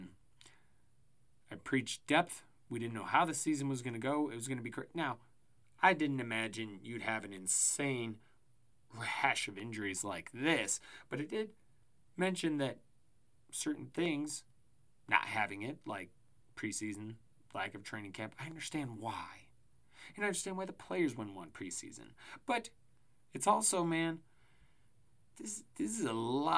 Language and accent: English; Colorado, United States; moved away; I grew up in Colorado before moving away